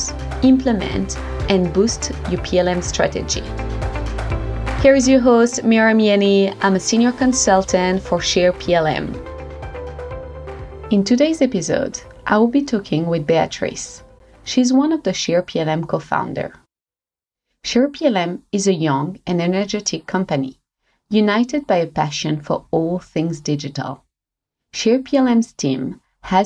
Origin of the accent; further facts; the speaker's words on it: Switzerland; moved away as an adult; also born or lived in New Zealand; I'm originally from Switzerland, and when I was around 23 or something like that, I moved to New Zealand.